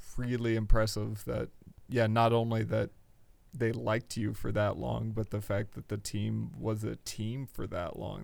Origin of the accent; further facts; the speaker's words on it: Indiana, United States; I'm from Indiana.